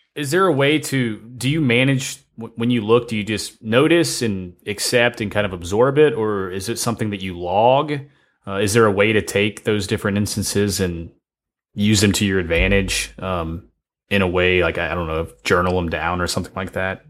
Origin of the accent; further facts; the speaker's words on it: Ohio, United States; we're both from Ohio